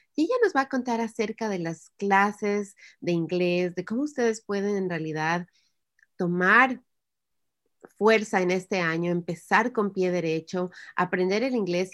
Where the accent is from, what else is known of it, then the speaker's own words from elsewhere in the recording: Ecuador; first language Spanish; now in United States; yo en el, Ecuador estuve estudiando inglés desde que estuve en el, en kinder